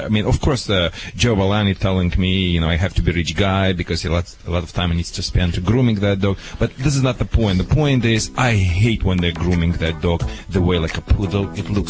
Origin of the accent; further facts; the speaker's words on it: Russia; also born or lived in Germany; now in Los Angeles, United States; I live in Hollywood or Laguna Beach, but I'm from Russia.